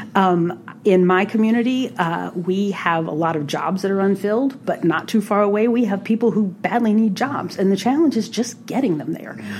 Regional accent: New Orleans, Louisiana, United States; moved away as an adult; also born or lived in Austin, Texas; now in Minnesota, United States; I was born and raised in New Orleans

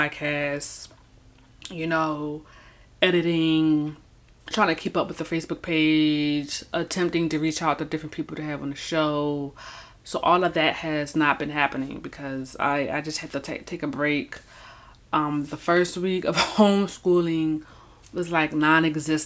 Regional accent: Philadelphia, Pennsylvania, United States; moved away as an adult; I was born and raised in Philadelphia, Pennsylvania, Philly, North Philly, Southwest Philly

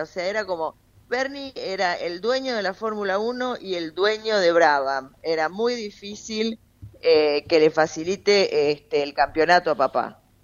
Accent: Argentina

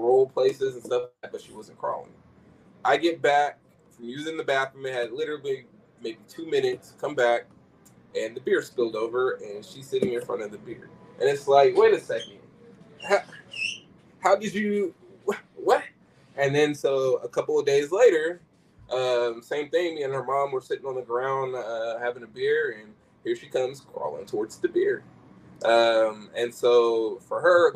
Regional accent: Sacramento, California, United States; growing up in Sacramento

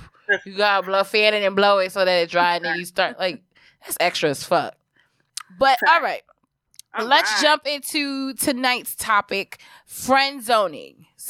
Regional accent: New York City, New York, United States; also born or lived in Brooklyn / Harlem; when we moved from Brooklyn to Harlem

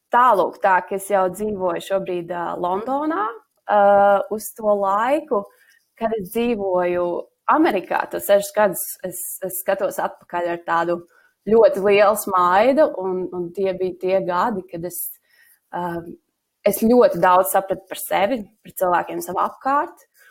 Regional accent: Latvia; moved away as an adult; also born or lived in United States

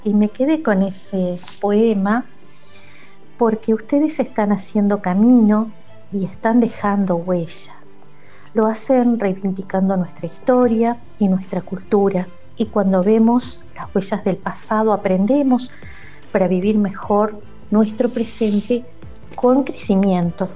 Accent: Tucumán, Argentina; accent: tonada; de Tucumán

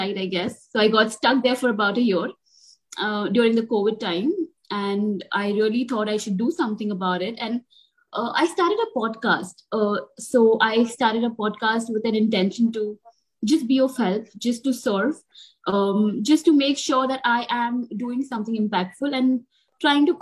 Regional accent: Mumbai, Maharashtra, India; I'm from Bombay. I consult in different places across Bombay.

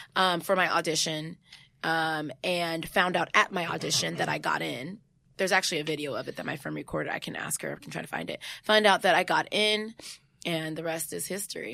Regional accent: San Jose, California, United States; moved away; I'm from the Bay

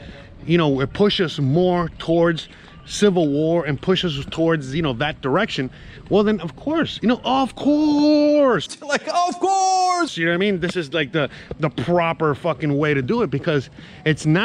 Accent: United States; I'm American

